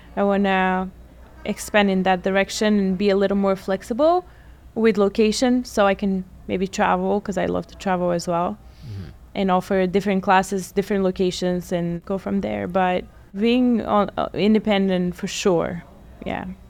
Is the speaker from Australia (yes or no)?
no; Bulgaria; also born or lived in Atlantic City, United States; now in United States; I am originally from Bulgaria. I've been in the States for about 18 years now.